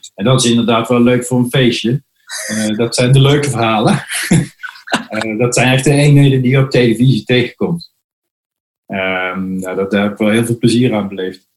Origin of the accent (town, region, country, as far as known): Netherlands